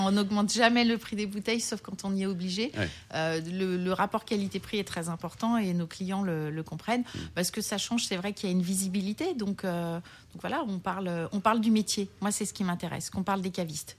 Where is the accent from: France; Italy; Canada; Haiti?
France; Lyon, Auvergne-Rhône-Alpes; now in Paris, France; Je suis lyonnaise